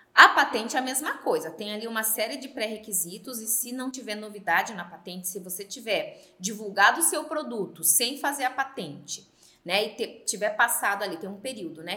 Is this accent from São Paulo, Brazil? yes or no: yes; Sorocaba, São Paulo, Brazil; eu sou aqui de Sorocaba